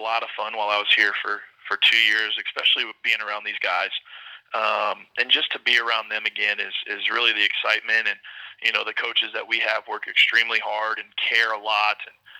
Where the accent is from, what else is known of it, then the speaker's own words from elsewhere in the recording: Oklahoma, United States; now in Billings, United States; I'm from Oklahoma, but I've been kind of all over